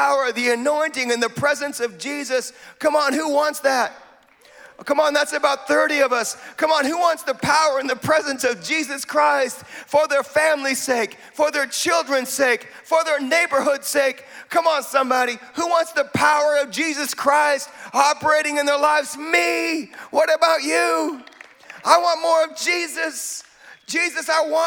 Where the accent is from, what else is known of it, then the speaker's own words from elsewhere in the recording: Wenatchee, Washington, United States; accent: American; now in Bradford, United Kingdom; I was born in Wenatchee, Washington.